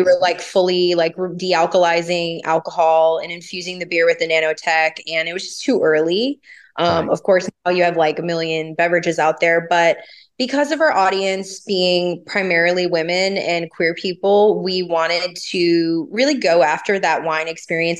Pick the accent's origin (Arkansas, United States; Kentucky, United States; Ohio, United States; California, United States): California, United States; Los Angeles; also born or lived in the South (US); I grew up in Los Angeles and I started working at a dispensary at 18.